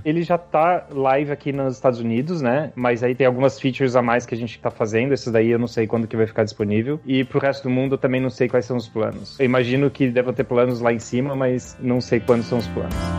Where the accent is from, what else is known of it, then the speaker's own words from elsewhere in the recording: São José dos Campos, São Paulo, Brazil; moved away as an adult; now in Seattle, United States; eu sou de São José dos Campos, São Paulo